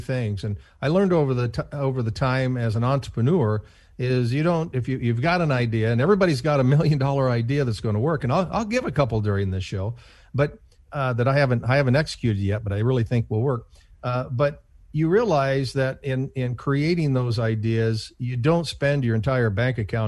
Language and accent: English; Cooper, Iowa, United States; moved away; my hometown of 50 people, Cooper, Iowa